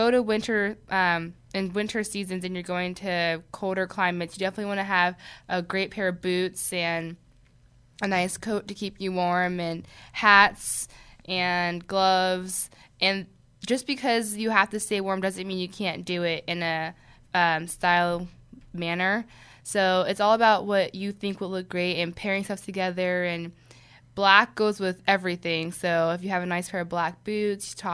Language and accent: English; Philadelphia, Pennsylvania, United States; from Philadelphia